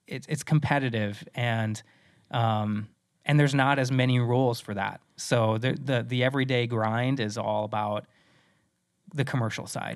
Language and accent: English; Midwest, United States; moved away; also born or lived in South Dakota; I'm originally from the Mid-, Midwest